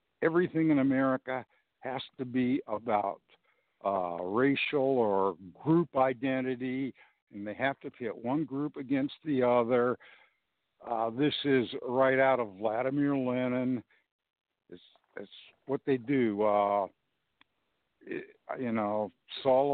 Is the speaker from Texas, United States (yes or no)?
no; Los Angeles, California, United States; now in Portland, United States; I'm originally from Los Angeles